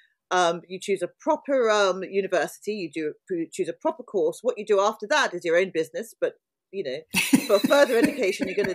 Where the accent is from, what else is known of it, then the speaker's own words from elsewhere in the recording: London, United Kingdom; moved away as an adult; also born or lived in Bristol; I was born in South London and have lived in London. Apart from 3 years in Bristol where I went to university, I've always been in London.